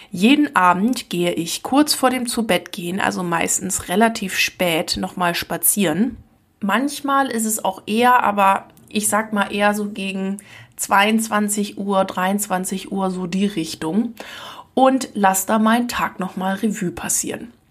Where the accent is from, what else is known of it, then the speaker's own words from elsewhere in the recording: Lower Saxony, Germany; Ich komme ja aus Ostfriesland und ich habe das schon früher als Jugendliche gehasst wie die Pest, dass nirgends wo irgendwas los war.